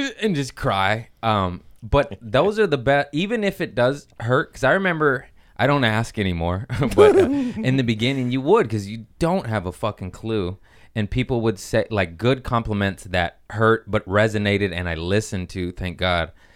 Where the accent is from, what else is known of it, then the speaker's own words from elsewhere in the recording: Torrance, California, United States; I grew up in Torrance